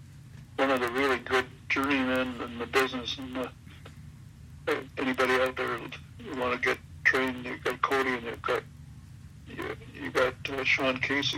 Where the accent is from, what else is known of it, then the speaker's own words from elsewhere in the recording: Winnipeg, Manitoba, Canada; moved away as an adult; now in Calgary, Canada; I'm from Winnipeg originally. Been out to Calgary, Alberta here for about 45 years. But I'm an old AWA guy, Winnipeg guy.